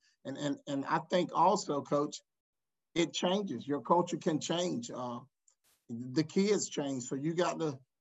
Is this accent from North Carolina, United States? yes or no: yes; Wake Forest, North Carolina, United States; Born and raised in Wake Forest, went to high school at Wake Forest Roseville.